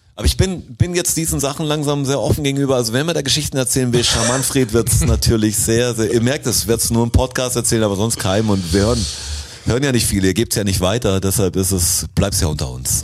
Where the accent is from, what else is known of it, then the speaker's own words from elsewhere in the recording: Swabia, Baden-Württemberg, Germany; alle haben leicht Schwäbisch gesprochen, natürlich, wo ich herkomme